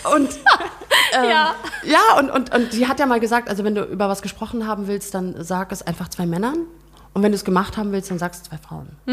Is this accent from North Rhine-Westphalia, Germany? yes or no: no; Brunsbüttel, Schleswig-Holstein, Germany; also born or lived in Flensburg; now in Hemmingstedt, Germany; ich bin in Flensburg geboren, meine mhm. Eltern sind nach Brunsbüttel gezogen